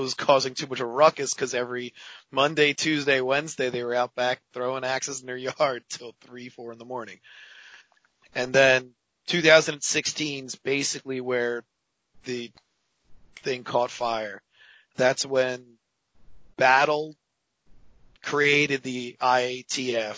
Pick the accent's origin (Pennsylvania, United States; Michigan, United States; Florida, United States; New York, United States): Pennsylvania, United States; Philadelphia; I'm from Philadelphia